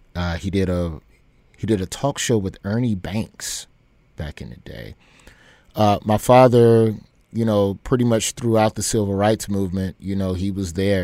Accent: Birmingham, Alabama, United States; moved away as an adult; also born or lived in New York City / Memphis / Los Angeles; we were in Memphis for a few years and somewhere around second or third grade. My parents worked it out. And uh, we moved to Birmingham. And that's pretty much where I stayed until I left for Los Angeles until 2007

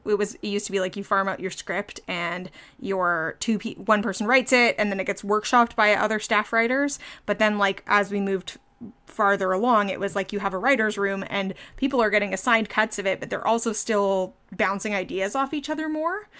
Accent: Ottawa, Ontario, Canada; I'm from Ottawa

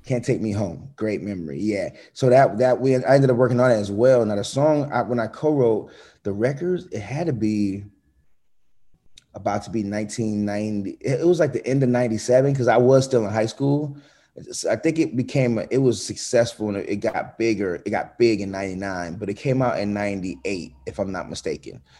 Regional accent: Atlanta, Georgia, United States; also born or lived in Connecticut; I grew up fast in Atlanta

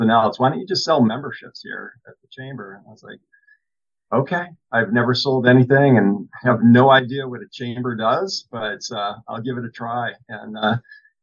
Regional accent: Massachusetts, United States; moved away as an adult; now in Southern California, United States; So I was born and raised in Massachusetts, and as of right now, I've lived almost exactly half my life, the first half of my life in Massachusetts

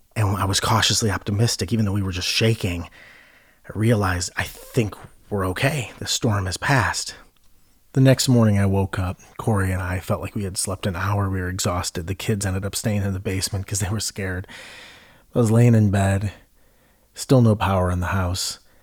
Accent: Ohio, United States; I grew up in Ohio

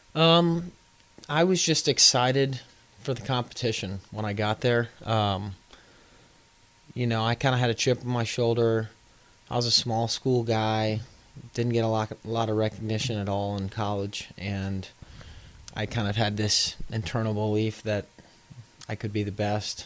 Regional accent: Houston, Texas, United States; now in New Orleans, United States; I'm from Houston

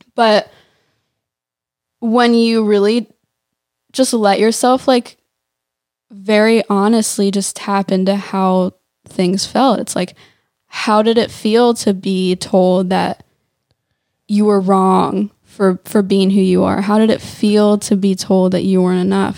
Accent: suburbs of Philadelphia, Pennsylvania, United States; also born or lived in Nashville; now in Los Angeles, United States; I grew up in the suburbs of, of Philly. Mm-hmm. It's like 20 minutes west of Philly

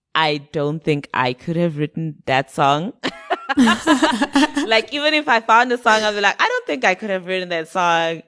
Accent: Zimbabwe; moved away; also born or lived in United Kingdom; when I was growing up in Zim, I listened to a lot of UK music.

